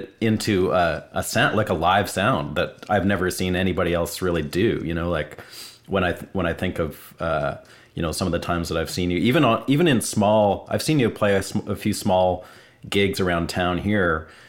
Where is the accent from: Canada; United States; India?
Canada; I'm Canadian. I know all the corners.